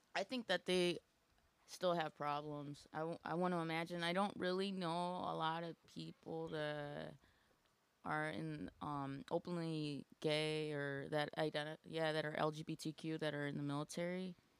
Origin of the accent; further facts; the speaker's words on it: Aurora, Illinois, United States; I am from Aurora, Illinois